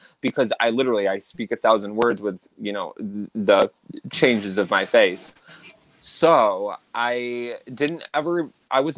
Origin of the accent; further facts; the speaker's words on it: Baldwinsville, New York, United States; growing up in Central New York, our schools were separated differently